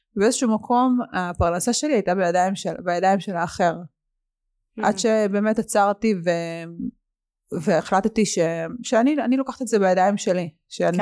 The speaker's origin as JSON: {"language": "Hebrew", "town": "Haifa", "region": "Haifa District", "country": "Israel", "tie": "born or raised there", "said": "כשהייתי ילדה, היה לנו באמת הכל. היה רכבים מפוארים, והיינו ברמת חיים מאוד, אה, גבוהה, ולאבא הייתה את המסעדה הכי מצליחה בחיפה"}